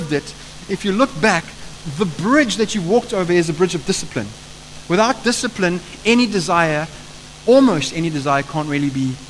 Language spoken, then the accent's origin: English; Eastern Cape, South Africa; moved away; I come from the Eastern Cape. There's a lot of farming that happens there.